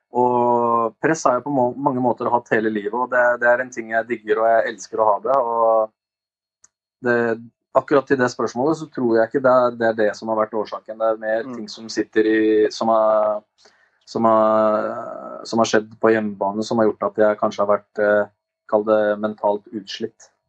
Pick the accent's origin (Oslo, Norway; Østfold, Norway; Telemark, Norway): Oslo, Norway; Jeg er oppvokst på Ammerud i Groruddalen